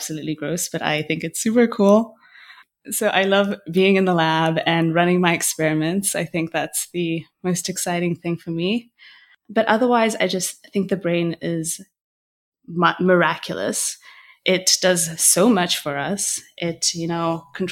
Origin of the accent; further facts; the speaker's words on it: Botswana; moved away as an adult; now in Montreal, Canada; I am from Botswana, born and raised. I currently live in Montreal in Canada.